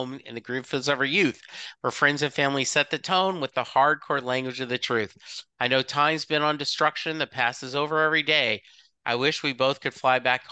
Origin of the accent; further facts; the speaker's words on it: the South, United States; I was raised in the South.